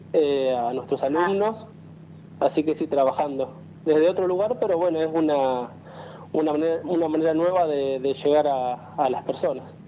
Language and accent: Spanish; San Pedro, Buenos Aires Province, Argentina; moved away as an adult; now in Zárate, Argentina; soy de Zárate, nací en San Pedro, pero hace dos años que vivo en esta ciudad